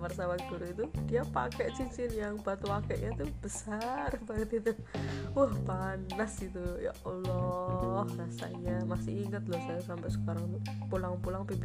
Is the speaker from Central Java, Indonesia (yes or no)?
yes; Klaten, Central Java, Indonesia; keinginan untuk daftar di sekolah favorit di Klaten ya kan saya sekolah saya orang Klaten